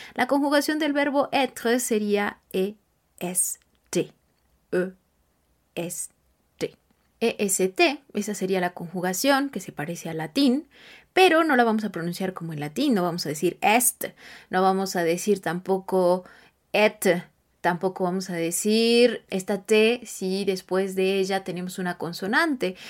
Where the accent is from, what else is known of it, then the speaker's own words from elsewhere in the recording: Mexico; yo soy mexicana